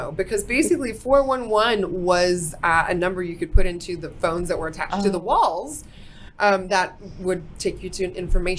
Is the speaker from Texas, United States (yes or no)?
yes; Fort Worth, Texas, United States; I'm from Fort Worth and I've done a lot of stuff in Dallas.